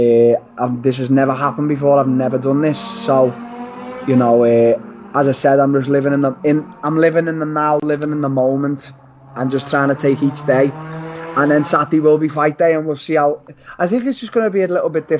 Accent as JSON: {"language": "English", "town": "Liverpool", "region": "North West England", "country": "United Kingdom", "tie": "born or raised there", "said": "I fought at the Echo Arena in my hometown"}